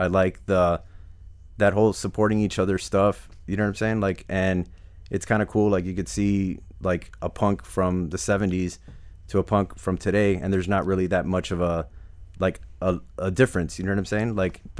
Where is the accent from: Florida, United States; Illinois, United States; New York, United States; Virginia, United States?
Florida, United States; Hialeah; also born or lived in Cutler Ridge; So, I mean, it was like we grew up in Hialeah. Then we moved to Cutler Ridge.